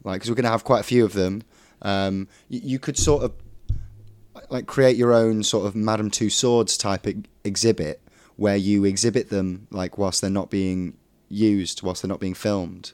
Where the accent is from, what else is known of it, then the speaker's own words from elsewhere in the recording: Derbyshire, East Midlands, United Kingdom; I'm from Derbyshire